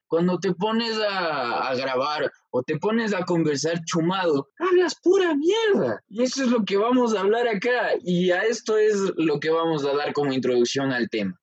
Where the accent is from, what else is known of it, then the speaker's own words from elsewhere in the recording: Ecuador; nosotros como buenos ecuatorianos